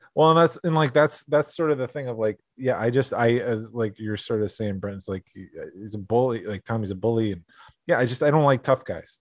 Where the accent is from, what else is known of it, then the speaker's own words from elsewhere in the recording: Scranton, Pennsylvania, United States; I grew up in Scranton, a lot of Italian American and a lot of Irish American kids